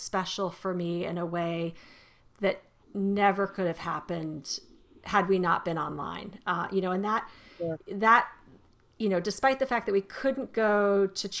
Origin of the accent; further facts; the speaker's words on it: Arizona, United States; I was raised in Arizona